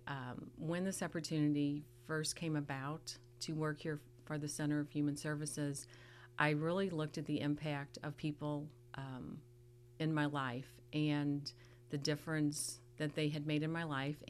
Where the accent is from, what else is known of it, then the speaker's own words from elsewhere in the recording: southern Illinois, United States; moved away as an adult; also born or lived in St. Louis, Missouri / Texas; now in Sedalia, United States; Grew up in a small town in southern Illinois.